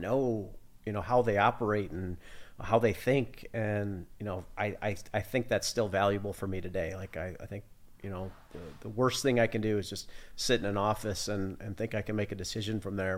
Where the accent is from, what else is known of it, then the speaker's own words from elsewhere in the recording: Sterling, Illinois, United States; moved away as an adult; also born or lived in Italy; I was born and raised in Sterling, um, went to college in Illinois, so not far away